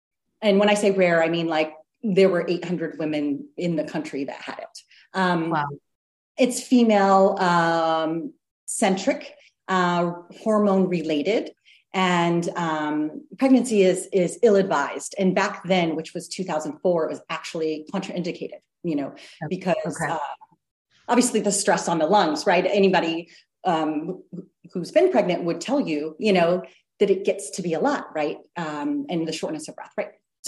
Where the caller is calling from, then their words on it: France; I should say that I'm joining you from France.